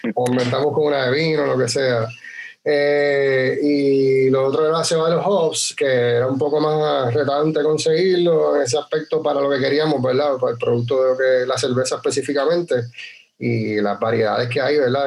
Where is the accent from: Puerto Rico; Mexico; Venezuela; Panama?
Puerto Rico; Utuado; also born or lived in San Juan; nosotros somos naturales de Utuado, pero nos habíamos ido a estudiar fuera del pueblo